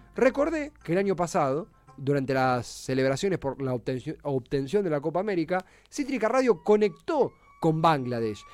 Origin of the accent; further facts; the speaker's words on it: Argentina; We are an Argentinian radio show